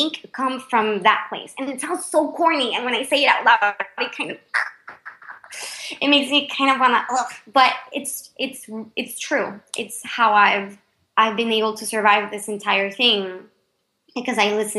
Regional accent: Panama; English is a second language

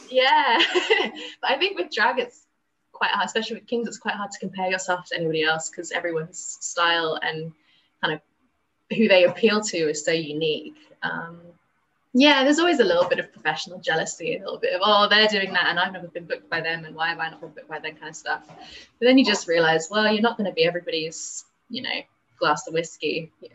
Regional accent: London, United Kingdom; I'm from London

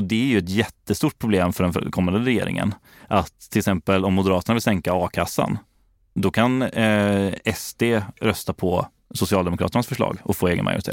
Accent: Gothenburg, Västra Götaland, Sweden; born or raised there

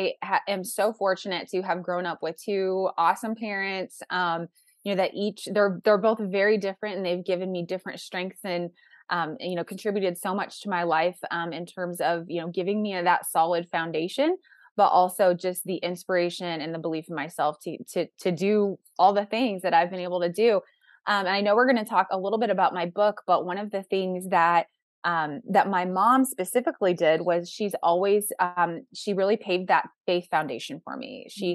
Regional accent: Midwest, United States; I'm from the Midwest, so there's that angle of people get married younger in the Midwest.

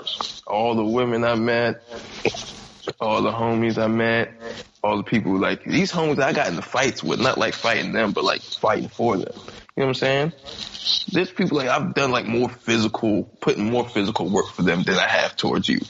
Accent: Capitol Heights, Maryland, United States; also born or lived in Kentland, Maryland; I'm from Cap Heights

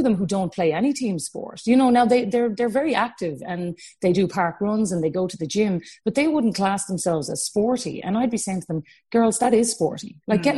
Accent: Cork, Munster, Ireland; we're from Cork

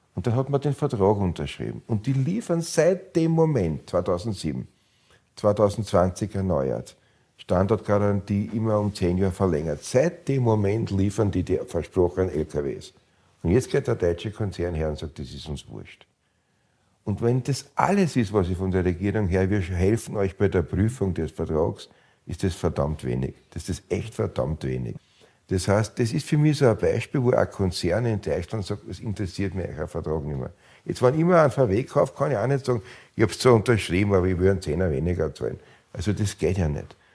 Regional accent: Austria

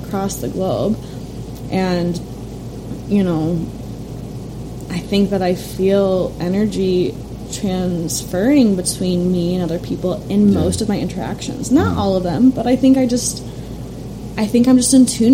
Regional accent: Chicago, Illinois, United States; I grew up in the suburbs of Chicago.

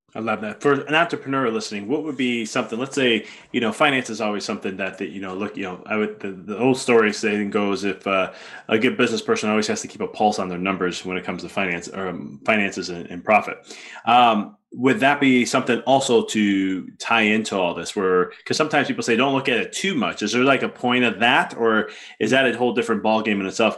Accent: Chicago, Illinois, United States; I'm from Chicago

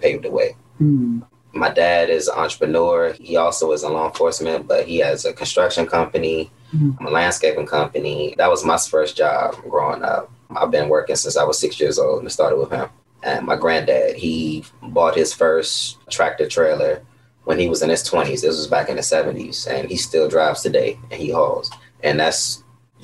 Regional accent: Upper Marlboro, Maryland, United States; also born or lived in North Carolina; I'm from Maryland, Upper Marlboro. I am 29. I've been here all my life, born and raised

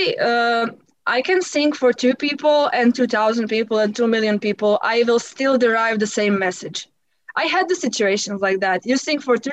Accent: Croatia; first language Croatian; English is a second language; in my native language, in Croatian

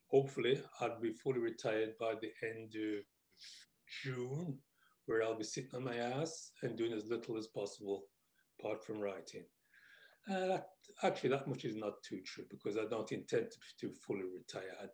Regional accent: England, United Kingdom; what life was like for me growing up in England.

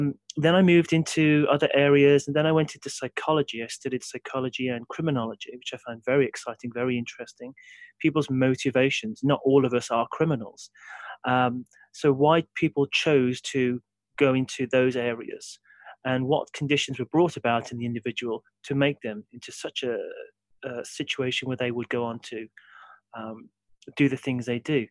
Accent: Brierley Hill, West Midlands, United Kingdom; I'm originally from Briley Hill. So I grew up in a sort of regular sort of working class background.

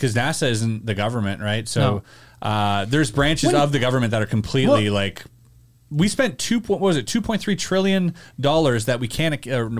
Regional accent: Canada; as a Canadian

